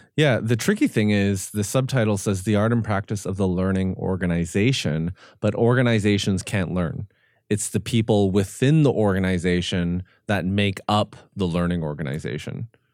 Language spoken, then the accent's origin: English; Canada; I'm Korean Canadian